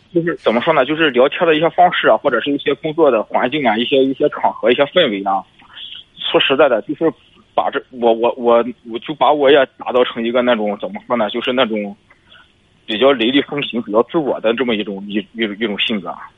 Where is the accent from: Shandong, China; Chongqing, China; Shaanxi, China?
Shandong, China; Zhangqiu; 我老家是张秋的